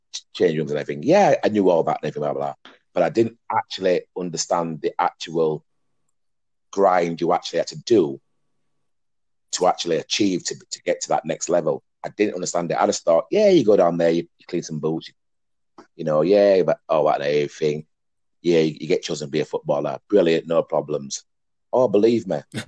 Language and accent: English; Huddersfield, Yorkshire and the Humber, United Kingdom; from my area where I was brought up in Dalton